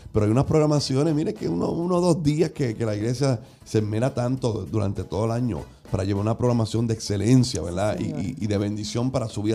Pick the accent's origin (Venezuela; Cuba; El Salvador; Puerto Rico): Puerto Rico; acostumbramos nosotros como, como puertorriqueños